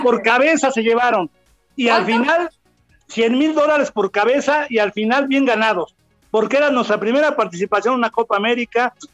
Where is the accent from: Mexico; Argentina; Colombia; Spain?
Mexico; Mexico City; Soy chilango, nacido en la Ciudad de México